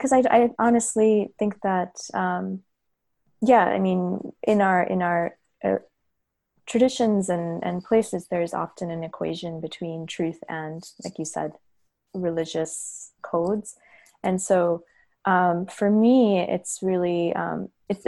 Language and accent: English; United States; also born or lived in Hyderabad, Telangana, India; now in Los Angeles, United States; but I did emigrate to the US pretty young. So by, you know, there was some back and forth, but my schooling was all here